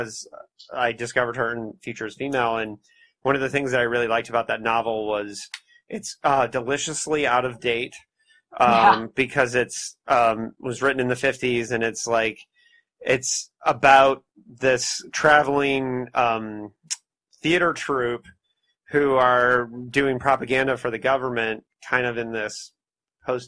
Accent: Indiana, United States; I'm a Hoosier.

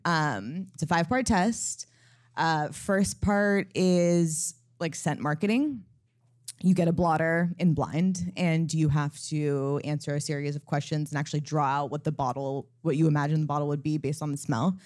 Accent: California, United States; moved away; also born or lived in Los Angeles; I'm from California, I, I used to live in L

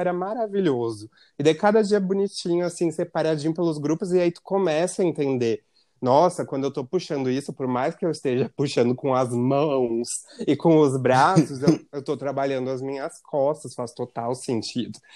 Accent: Rio Grande do Sul, Brazil

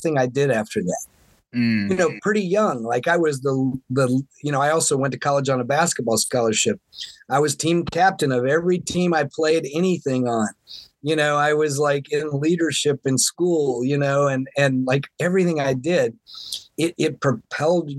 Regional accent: Florida, United States; now in Seattle, United States; I grew up in Florida where I didn't get to play in snow as a kid

